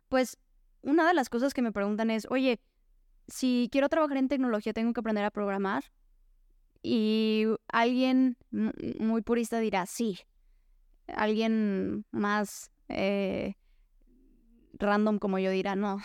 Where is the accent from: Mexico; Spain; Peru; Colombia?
Mexico; soy una mujer mexicana